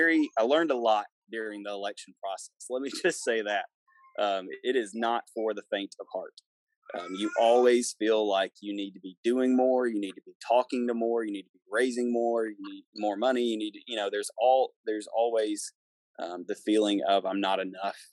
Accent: Sumner County, Tennessee, United States; I'm born and raised in Sumner County

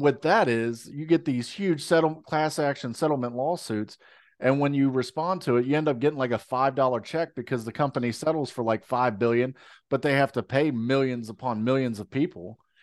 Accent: United States; we're American

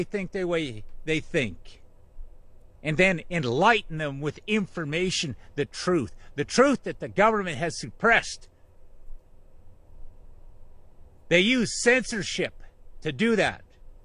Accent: Canada; I am just a Canadian

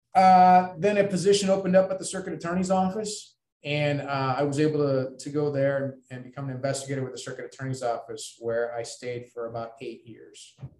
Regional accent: Ames, Iowa, United States; moved away as an adult; also born or lived in West Lafayette, Indiana; i grew up in ames iowa

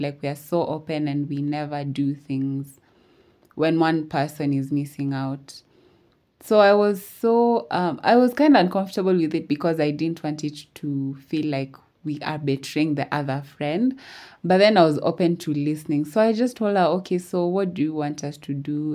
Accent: Eldoret, Uasin Gishu County, Kenya; I'm from Eldoret.

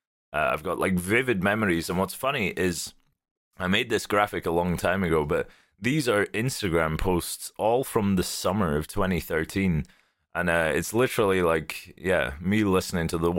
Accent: Western Isles, Scotland, United Kingdom; Born and raised in the Western Isles of Scotland

